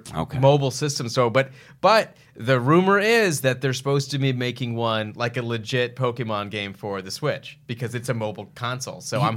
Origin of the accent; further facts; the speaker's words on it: Texas, United States; I'm from Texas.